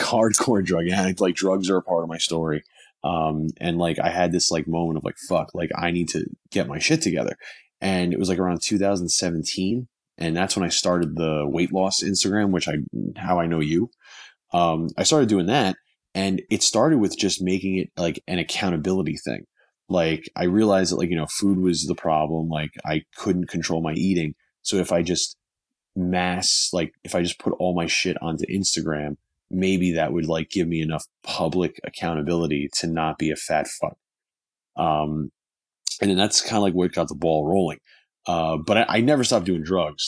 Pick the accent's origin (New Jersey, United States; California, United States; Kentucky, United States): New Jersey, United States; moved away as an adult; now in Los Angeles, United States; I'm originally from New Jersey. Um, now I live, now, now I live in Los Angeles.